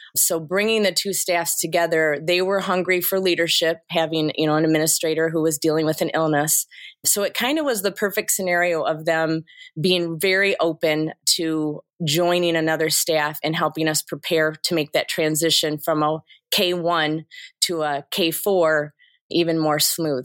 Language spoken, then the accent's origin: English; Kalkaska, Michigan, United States; was born and raised in Kilkaska, Michigan, which, um, is around Traverse City